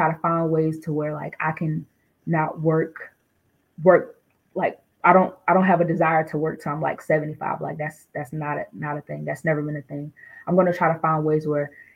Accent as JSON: {"language": "English", "town": "Durham", "region": "North Carolina", "country": "United States", "tie": "born or raised there", "also_born_or_lived": "Newark, New Jersey", "moved": "yes", "said": "originally I'm from Newark, New Jersey, but I grew up in Durham, North Carolina. I don't live in Durham, North Carolina anymore, but that's where I spent majority of my childhood"}